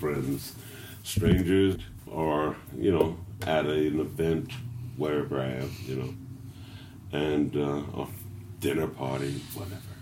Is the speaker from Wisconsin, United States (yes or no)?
no; Indianapolis, Indiana, United States; I'm from Lockfield.